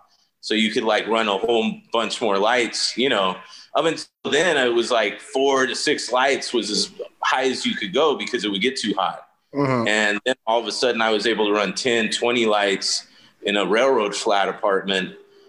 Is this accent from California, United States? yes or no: no; Brooklyn, New York, United States; born there; since I was born in Brooklyn, I got sent back to Brooklyn, New York every year as a kid for like a month in the summertime